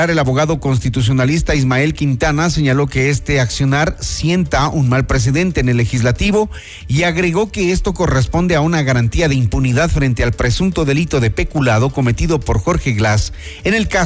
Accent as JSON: {"language": "Spanish", "country": "Ecuador", "said": "Como ecuatorianos debemos exigir al presidente de la República que no se dé paso a la impunidad."}